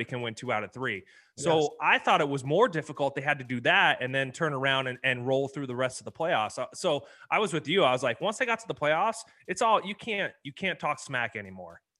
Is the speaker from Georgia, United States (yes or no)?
no; Cleveland, Ohio, United States; I'm an Ohio boy. I was born in Cleveland. So I have Ohio roots.